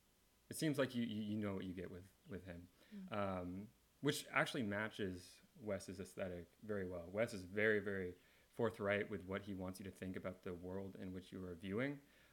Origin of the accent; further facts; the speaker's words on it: Kansas City, Kansas, United States; I'm from Kansas City, Kansas.